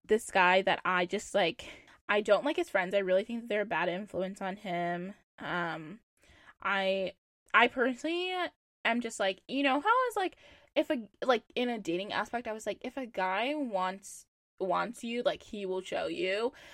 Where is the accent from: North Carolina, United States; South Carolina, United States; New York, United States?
North Carolina, United States; Charlotte; moved away as an adult; now in Boston, United States; I'm from Charlotte